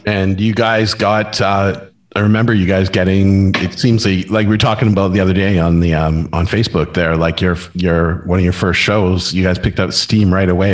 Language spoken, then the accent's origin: English; Surrey, British Columbia, Canada; I was from Cloverdale.